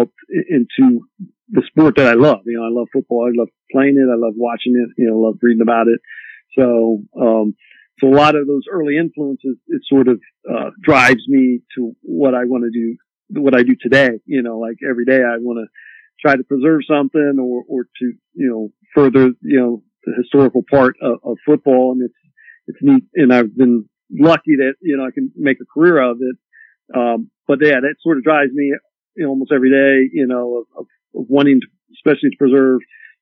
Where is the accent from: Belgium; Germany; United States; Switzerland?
United States; Columbus, Ohio; moved away; I grew up in Columbus, you know, being a huge Ohio State football fan